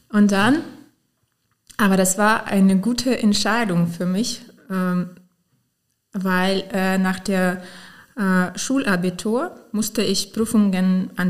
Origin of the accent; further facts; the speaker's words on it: Potsdam, Brandenburg, Germany; born there; German is a second language; ich bin in Potsdam geboren, in ehemalige Deutsche Demokratische Republik.